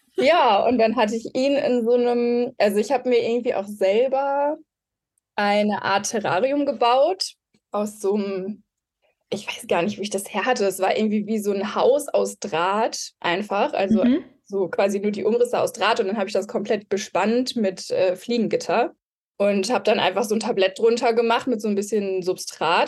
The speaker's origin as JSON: {"language": "German", "town": "Mülheim an der Ruhr", "region": "North Rhine-Westphalia", "country": "Germany", "tie": "born or raised there", "also_born_or_lived": "Marburg", "said": "Ich komme aus Mülheim an der Ruhr. Also bin ein Ruhrpottkind."}